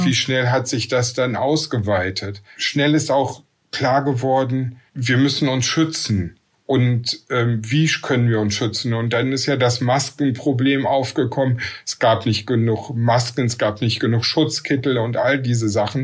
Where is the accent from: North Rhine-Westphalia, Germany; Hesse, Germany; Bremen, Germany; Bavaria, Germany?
North Rhine-Westphalia, Germany; Essen; now in Velbert, Germany; Geboren in Essen, wohne in Felbert, zwischen Essen, Wuppertal und Düsseldorf, nicht im Ruhrgebiet im Bergischen Land.